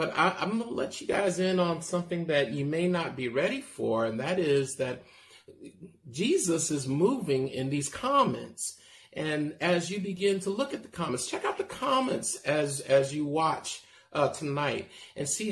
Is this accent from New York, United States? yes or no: no; Castro Valley, California, United States; I'm from Castro Valley